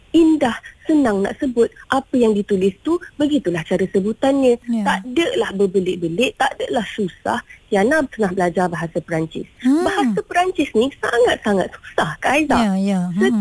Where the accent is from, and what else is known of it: Malaysia